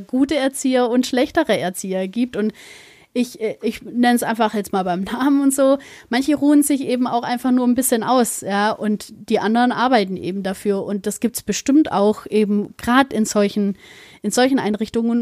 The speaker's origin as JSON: {"language": "German", "country": "Germany", "said": "bei uns in Deutschland"}